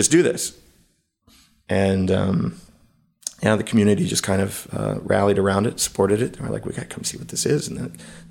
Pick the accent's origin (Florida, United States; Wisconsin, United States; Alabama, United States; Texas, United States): Texas, United States; I moved to Austin. I'm from Texas